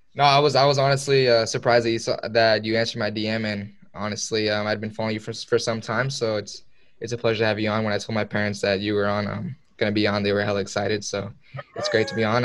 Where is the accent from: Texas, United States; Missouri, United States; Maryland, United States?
Texas, United States; Dallas; Me and Judd are from Dallas, Texas